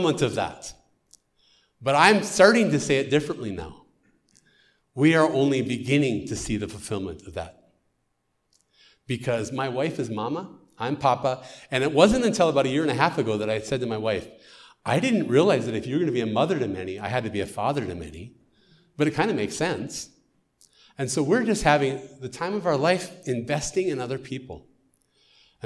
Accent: United States; accent: American; now in Ukraine; my American accent

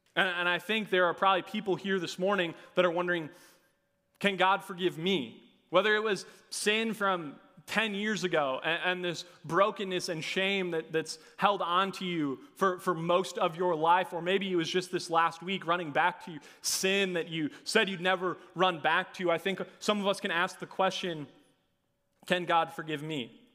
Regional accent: Hopkins, Minnesota, United States; I'm from Hopkins, Minnesota. I graduated from Southwest Christian High School

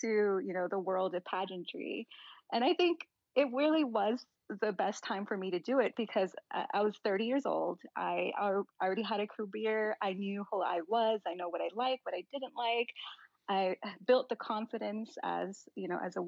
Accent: McAllen, Texas, United States; moved away as an adult; now in Washington, United States; I grew up in McAllen, Texas, and that area is primarily, you know, Latino population

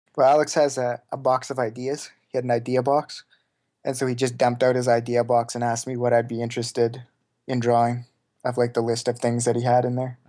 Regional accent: Saskatoon, Saskatchewan, Canada; Saskatoon, Saskatchewan. It's, like, right in the very middle of Canada.

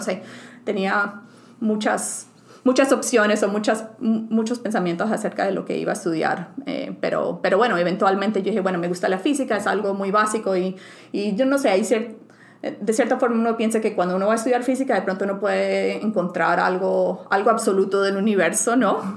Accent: Bucaramanga, Santander, Colombia; first language Spanish and English; moved away as an adult; also born or lived in Bogotá, Colombia / San Diego, California; now in United States; yo nací en Bogotá, en Colombia, y la mayoría de mi vida pues crecí en, otras, en otra ciudad que se llama Bucaramanga

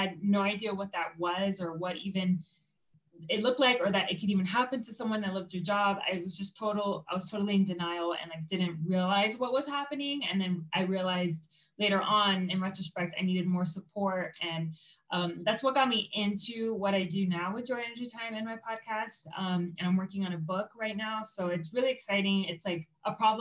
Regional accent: Miami, Florida, United States; moved away as an adult; now in Colorado, United States; I'm originally from Miami, Florida

